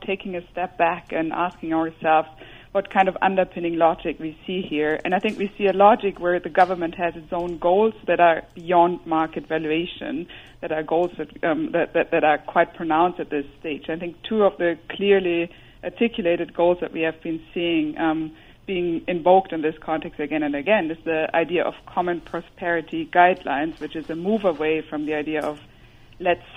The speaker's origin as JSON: {"language": "English", "country": "Germany", "accent": "German", "second_language": "English", "moved": "yes", "said": "You might hear my German accent"}